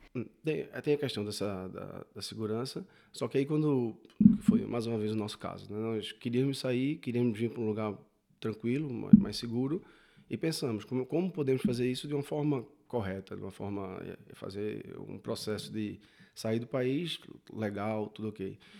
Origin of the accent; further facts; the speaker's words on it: Recife, Pernambuco, Brazil; moved away as an adult; now in Portugal; eu sou de Recife, eh, no Nordeste, muito calor, muita praia